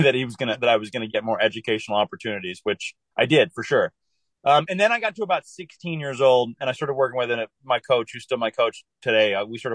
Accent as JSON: {"language": "English", "region": "California", "country": "United States", "tie": "born or raised there", "also_born_or_lived": "Denver, Colorado", "said": "I was born in Colorado, lived there for a month. My dad got a job out here, actually in the Northern California area. So lived here for 5 years"}